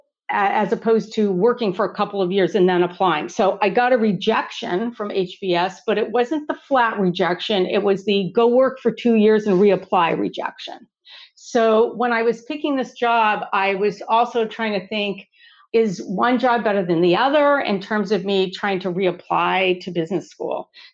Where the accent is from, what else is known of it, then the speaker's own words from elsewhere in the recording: Southern California, United States; I was born and raised in Southern California